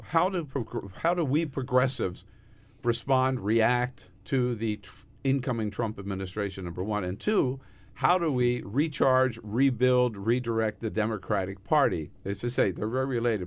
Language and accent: English; California, United States; also born or lived in Delaware City, Delaware; I'm from California